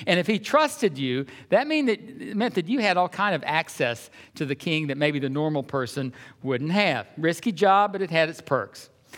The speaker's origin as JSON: {"language": "English", "region": "Georgia", "country": "United States", "tie": "born or raised there", "said": "because I grew up in Georgia, you remember, anytime we'd go north, it was so interesting. You'd go places and people would just come up to you and want you to talk."}